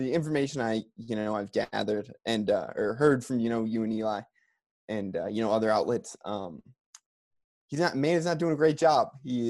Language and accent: English; Milwaukee, Wisconsin, United States; I grew up in Milwaukee as an NBA fan.